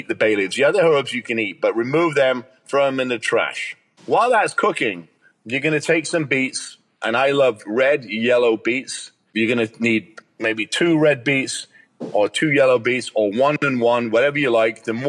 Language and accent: English; England, United Kingdom; I'm English